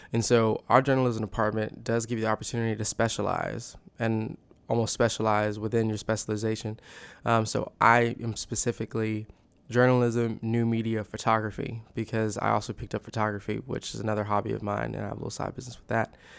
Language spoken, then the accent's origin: English; The Woodlands, Texas, United States; moved away as an adult; now in Waco, United States; I am from the Woodlands, Texas